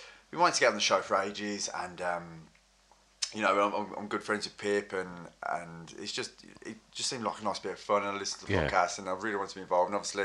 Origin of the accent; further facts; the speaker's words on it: Wolverhampton, West Midlands, United Kingdom; moved away as an adult; now in London, United Kingdom; I'm from Wolverhampton, and this was before I moved to London